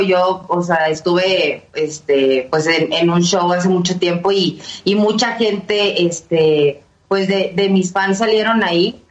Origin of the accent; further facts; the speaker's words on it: Monterrey, Nuevo León, Mexico; moved away as an adult; now in Mexico City, Mexico; yo soy de Monterrey, vivo acá en, la Ciudad de México, ya voy para los 5 años, pero en ese entonces que estaba en Monterrey